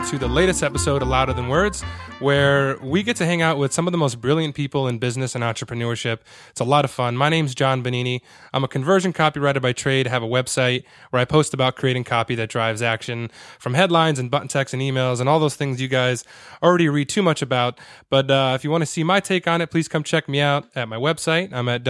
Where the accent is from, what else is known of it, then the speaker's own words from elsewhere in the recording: Connecticut, United States; So I used to actually, being from Connecticut, we used to go up there a lot when I was a kid.